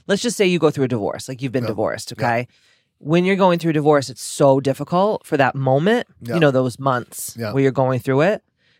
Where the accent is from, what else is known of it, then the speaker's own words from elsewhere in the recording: South Boston, Massachusetts, United States; We're from Southie, so we have a big dumpster at the dojo at the wellness center